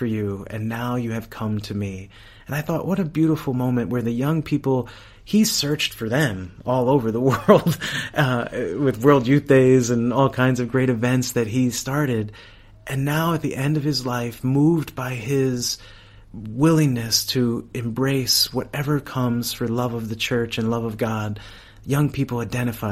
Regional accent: United States; I was from America

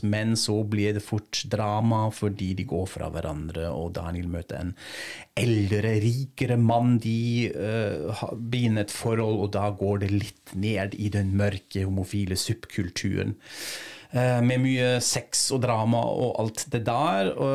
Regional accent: Frankfurt, Hesse, Germany; moved away; til Frankfurt, min hjemby

